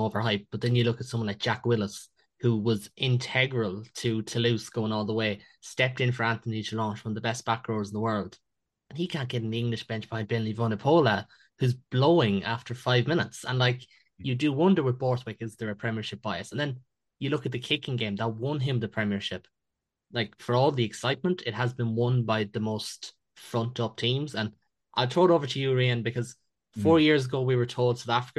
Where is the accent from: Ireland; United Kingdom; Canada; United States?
Ireland; I'm Irish